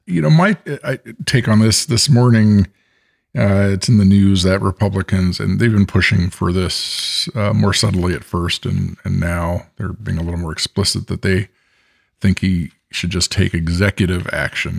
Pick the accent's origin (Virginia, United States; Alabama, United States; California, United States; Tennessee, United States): California, United States; Bay Area; I'm the American and I grew up in the Bay Area.